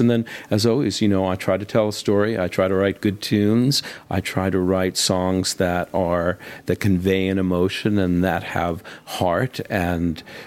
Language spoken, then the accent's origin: English; United States; I'm obviously American, and in the States